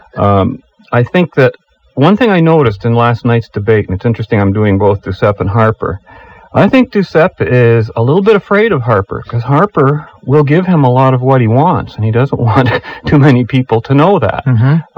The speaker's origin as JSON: {"language": "English", "country": "Canada", "said": "as an English speaking Canadian"}